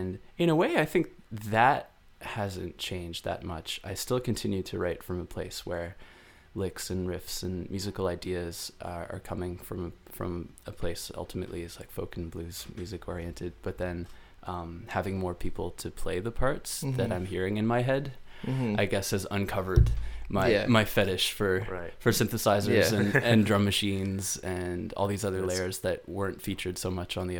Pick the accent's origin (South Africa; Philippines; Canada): Canada; Ottawa, Ontario; now in Toronto, Canada; In Ottawa. I grew up in Ottawa